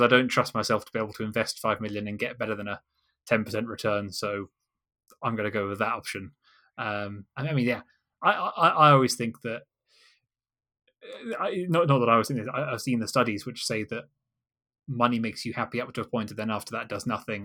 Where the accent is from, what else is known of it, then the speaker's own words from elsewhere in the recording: Kent, Canterbury area, South East England, United Kingdom; now in London, United Kingdom; I'm originally from Kent in, uh, Canterbury area.